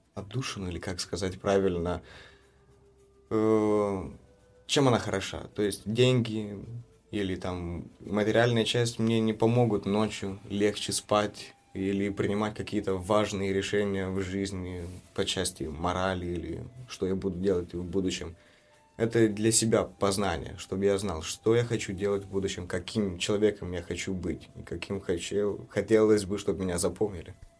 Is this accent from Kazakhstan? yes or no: no; Chișinău, Moldova; Я из Кишинева, родился из Кишинева, но мои родители родом из Валень